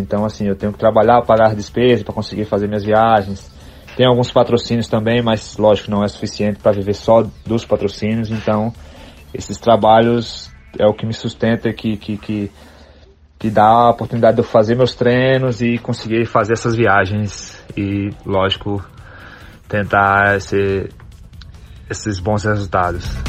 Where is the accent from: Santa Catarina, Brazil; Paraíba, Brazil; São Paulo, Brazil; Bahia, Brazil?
Bahia, Brazil; Campo Formoso; moved away; also born or lived in San Diego, California; eu sou da cidade de Campo Formoso, aí no interior da Bahia, 400 km de Salvador